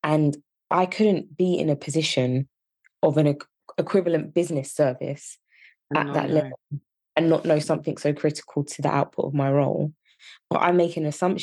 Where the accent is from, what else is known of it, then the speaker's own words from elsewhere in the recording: Yorkshire and the Humber, United Kingdom; accent: Yorkshire; My Yorkshire accent